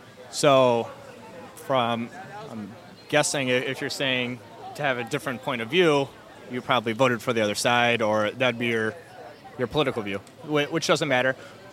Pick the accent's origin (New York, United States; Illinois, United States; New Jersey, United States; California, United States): Illinois, United States; Chicago; I'm from Chicago.